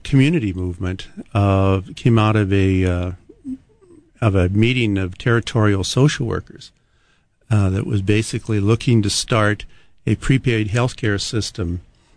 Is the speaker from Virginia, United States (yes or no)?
no; Montana, United States; now in Hawaii, United States; I grew up in Montana